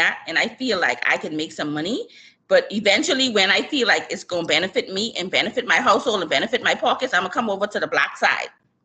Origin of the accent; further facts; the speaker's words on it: Bahamas; me being born and raised in the Bahamas. Shout out to my Bahamian people